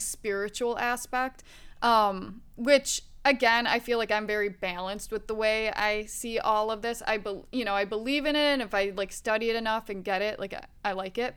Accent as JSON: {"language": "English", "region": "Wisconsin", "country": "United States", "tie": "born or raised there", "said": "I grew up in the Midwest, Wisconsin"}